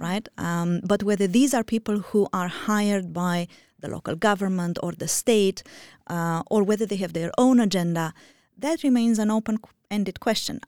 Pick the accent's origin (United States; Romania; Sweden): Romania; moved away; I am originally from Romania